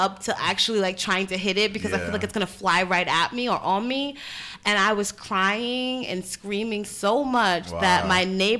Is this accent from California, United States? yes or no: no; New York City, New York, United States; Part of it is because I'm from New York, I'm from Brooklyn.